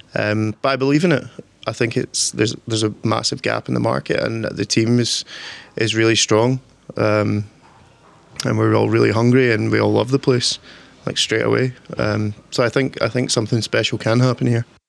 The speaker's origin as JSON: {"language": "English", "town": "Torrance", "region": "Scotland", "country": "United Kingdom", "said": "I'm from a wee village called Torrance. It's kind of countryside."}